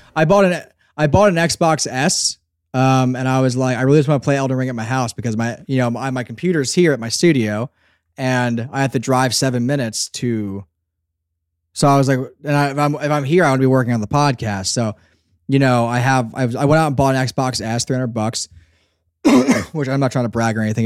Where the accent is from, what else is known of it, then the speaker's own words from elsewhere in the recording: Northeast, United States; I, I'm from the Northeast too